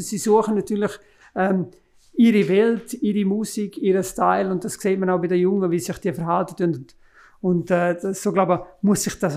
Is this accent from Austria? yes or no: no; Graubünden, Switzerland; Das Heidi ist, ist natürlich als, als Bündner, haben wir natürlich eine Verbundenheit mit dem Heidi.